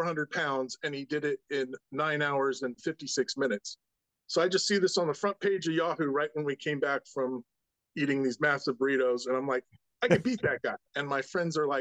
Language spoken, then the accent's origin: English; Camarillo, California, United States; also born or lived in Culver City, California / Utah / Moorpark, California / Baylor, Texas; Born and raised in Culver City, moved out to Camarillo around age 10, and I've been there ever since, other than college.